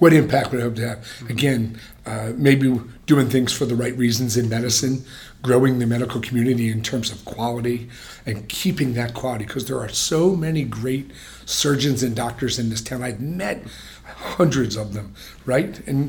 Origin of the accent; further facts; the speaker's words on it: Philadelphia, Pennsylvania, United States; And we've come from towns like I come from Philly.